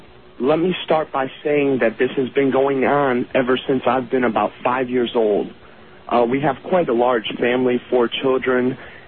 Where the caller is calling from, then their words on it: Lorain, Ohio, United States; Yes, I am calling from Lorain, Ohio, which is about 30 miles west of Cleveland